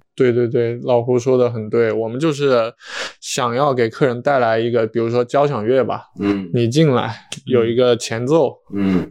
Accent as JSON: {"language": "Chinese", "region": "Hunan", "country": "China", "tie": "born or raised there"}